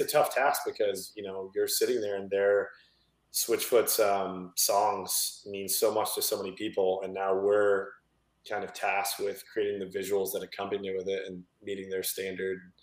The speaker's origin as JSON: {"language": "English", "town": "Flagler Beach", "region": "Florida", "country": "United States", "tie": "born or raised there", "said": "I grew up in Flagler, which is about an hour south of Jacksonville"}